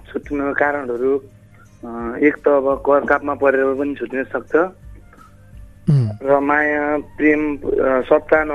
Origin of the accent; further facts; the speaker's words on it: Gorkha, Gandaki Province, Nepal; now in Beni, Nepal; म असराङ छ गोर्खाबाट … बोलिरहेको